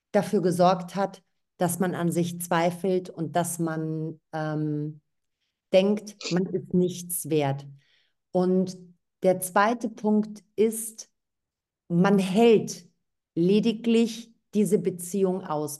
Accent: Thessaloniki, Central Macedonia, Greece; moved away; aus Thessaloniki, aus meiner Heimatstadt

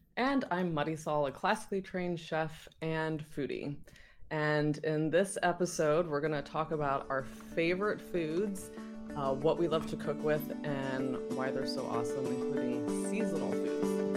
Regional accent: Virginia, United States; moved away; when I was growing up in Virginia

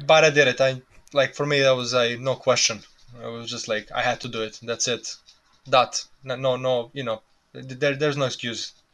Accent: Serbia; English is a second language; moved away as an adult; also born or lived in New Jersey / Florida; now in United States

